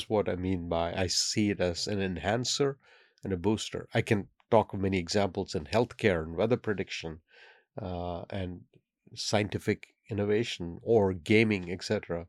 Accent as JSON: {"language": "English", "country": "India", "tie": "born or raised there", "said": "I happen to speak five by an accident of fate because I grew up in India where you're forced to learn many languages."}